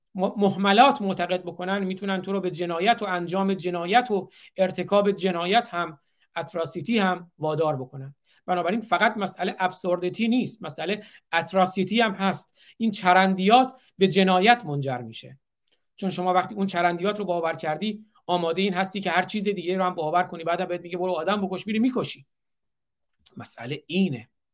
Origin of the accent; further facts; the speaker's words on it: Iran; also born or lived in Isfahan; now in Michigan, United States; من چون ایرانی هستم